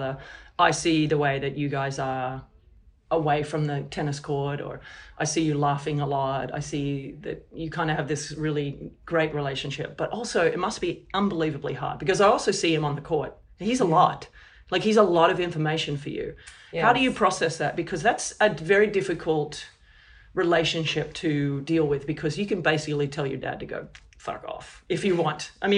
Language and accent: English; Australia